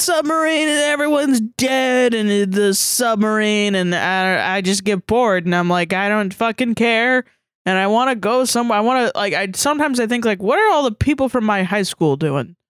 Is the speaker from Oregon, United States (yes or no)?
no; Atlanta, Georgia, United States; now in Orlando, United States; I'm from Atlanta, and so I moved from Atlanta to here